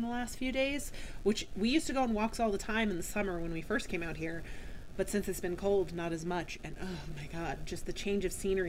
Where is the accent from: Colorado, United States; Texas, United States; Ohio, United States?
Colorado, United States; we grew up in Colorado, so we have a very specific sort of standard.